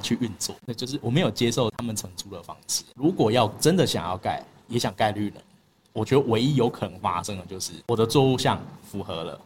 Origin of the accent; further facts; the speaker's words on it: Taiwan; 以我们台湾人的智慧